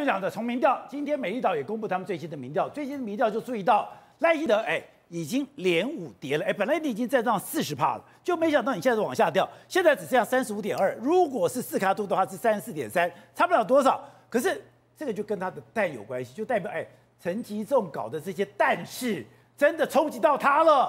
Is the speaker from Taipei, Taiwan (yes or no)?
yes; Taipei, Taiwan; 我小时候在通化街夜市长大